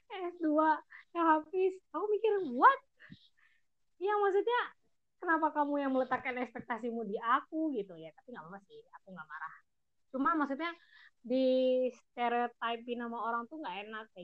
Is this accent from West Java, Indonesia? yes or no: no; Padang, West Sumatra, Indonesia; also born or lived in Batam; aku tuh sering dijudge karena aku orang Padang kayak gitu